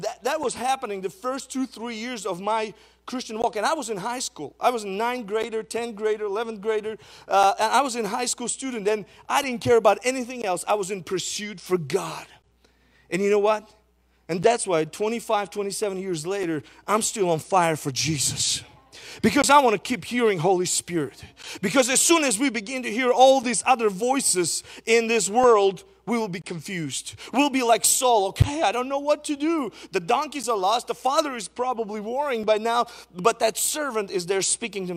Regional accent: Izmail, Odesa Oblast, Ukraine; also born or lived in Fargo, North Dakota; back in Ismail, in my hometown in Ukraine

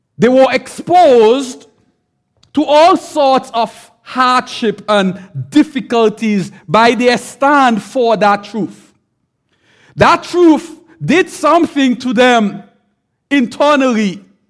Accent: St. Vincent & Grenadines; I'm from the island. I'm from Saint Vincent.

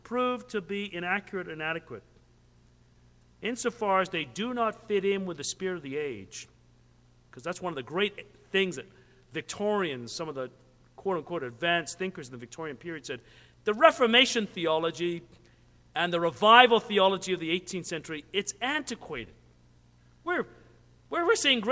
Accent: Canada; I'm a Canadian

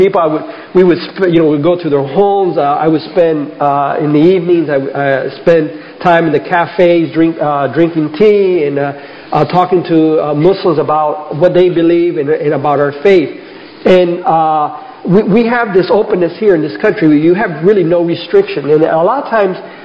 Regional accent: South Florida, United States; Rose and I grew up here in South Florida

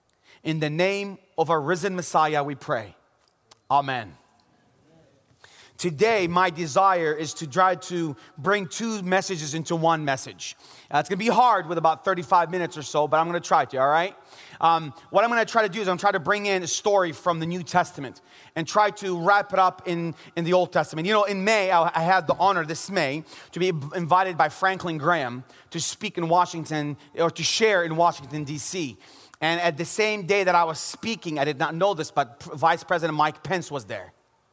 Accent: Jerusalem, Jerusalem District, Israel; I know He's risen because I'm from Jerusalem.

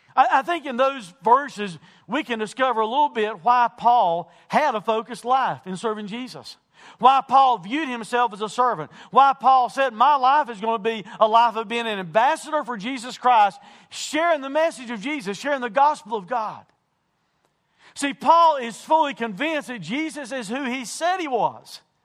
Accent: United States

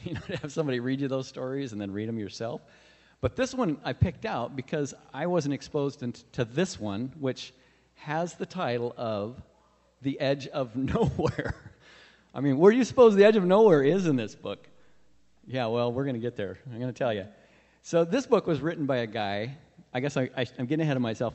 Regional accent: Puyallup, Washington, United States; moved away as an adult; now in Papua New Guinea; we're from Puyallup area, which is neighboring to Seattle.

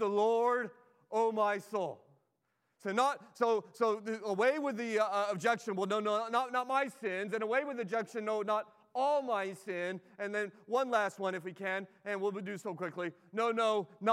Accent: Southern California, United States; growing up in Southern California

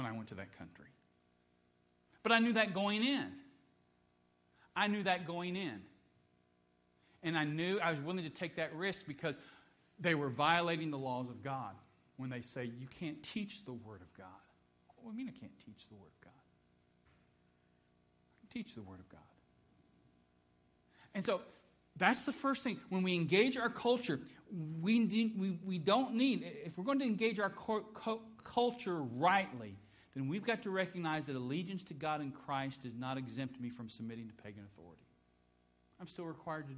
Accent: Dayton, Ohio, United States; I was born in Dayton, Ohio

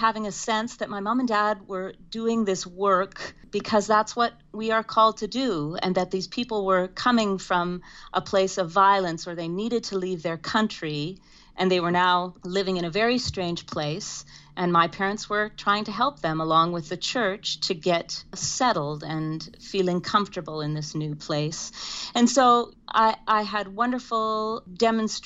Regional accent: Saskatoon, Saskatchewan, Canada; I was born and raised in Saskatoon, Saskatchewan, into a tight-knit Mennonite community.

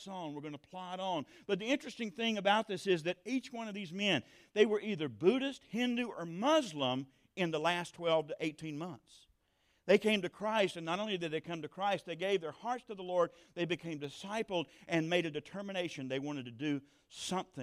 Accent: South Georgia, United States; I come from South Georgia

